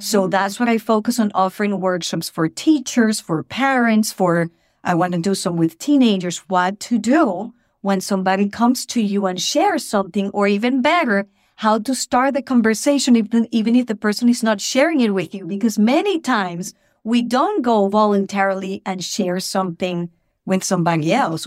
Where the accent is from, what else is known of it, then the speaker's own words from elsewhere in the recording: Venezuela; English is a second language; moved away as an adult; also born or lived in Boston, Massachusetts; now in United States; I was born in Venezuela, in South America. And at the age of twenty-three, I thought I want to experience what it would be to live somewhere else